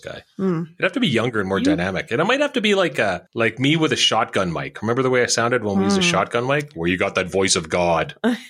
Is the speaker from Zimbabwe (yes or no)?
no; Canada; We're Canadian, man.